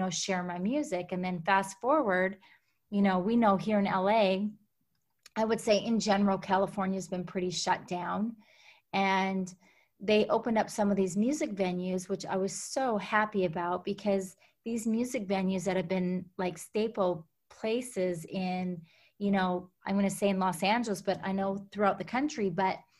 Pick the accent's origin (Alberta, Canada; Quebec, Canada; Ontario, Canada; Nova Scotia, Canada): Alberta, Canada; I was born and raised up in Canada, on a farm up in Alberta, Canada. So small town.